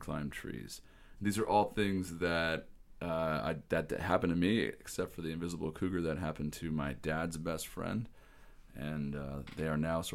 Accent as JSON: {"language": "English", "region": "Washington", "country": "United States", "tie": "born or raised there", "moved": "yes", "said": "back where I grew up in Washington State"}